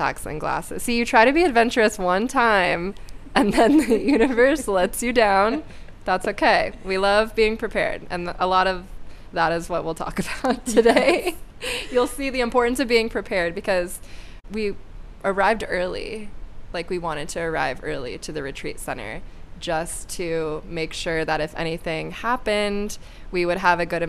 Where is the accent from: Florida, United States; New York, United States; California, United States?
Florida, United States; my home state.